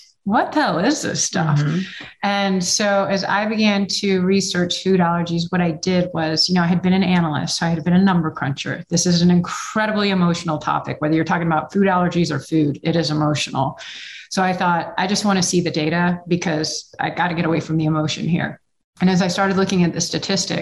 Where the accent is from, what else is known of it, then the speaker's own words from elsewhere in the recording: Texas, United States; I'm from Texas and you didn't really see a lot of it in Texas back then